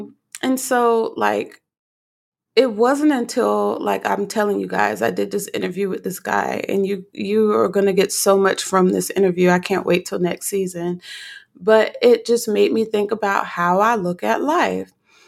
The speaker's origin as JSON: {"language": "English", "town": "Newark", "region": "New Jersey", "country": "United States", "tie": "born or raised there", "also_born_or_lived": "Livingston, New Jersey / Florence, South Carolina / Virginia / Texas", "said": "I was born in Livingston, New Jersey, St. Barnabas. I grew up in Newark, New Jersey, the Bricks, and then relocated to Florence, South Carolina, and then from South Carolina to Virginia, Virginia to Texas."}